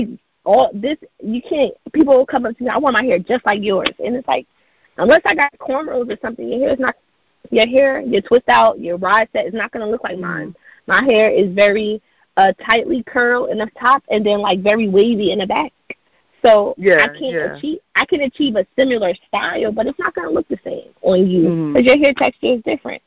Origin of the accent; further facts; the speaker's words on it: Irvington, New Jersey, United States; she's a local from where I'm from Irvington, New Jersey